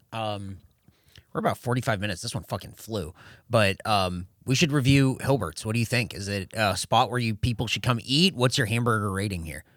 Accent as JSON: {"language": "English", "town": "El Cajon", "region": "California", "country": "United States", "tie": "born or raised there", "said": "from my hometown would be a place in El Cajon called Beef and Bun."}